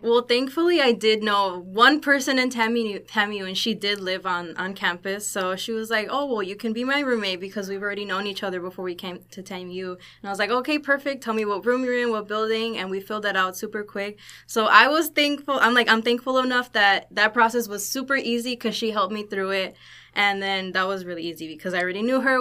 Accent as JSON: {"language": "English", "town": "Chicago", "region": "Illinois", "country": "United States", "moved": "as an adult", "lives_now": "Laredo, United States", "said": "I'm from Chicago, Illinois."}